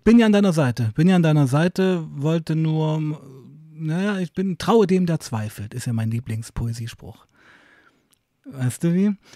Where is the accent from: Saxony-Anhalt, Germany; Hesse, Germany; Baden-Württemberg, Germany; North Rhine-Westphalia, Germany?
Saxony-Anhalt, Germany; Weißenfels; ich komme ja aus Weißenfels, das ist so eine Kleinstadt in Sachsen-Anhalt